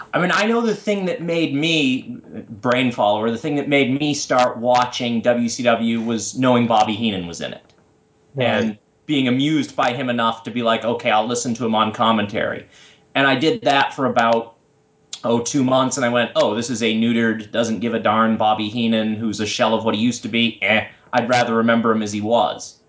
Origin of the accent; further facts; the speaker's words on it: Massachusetts, United States; I grew up in Massachusetts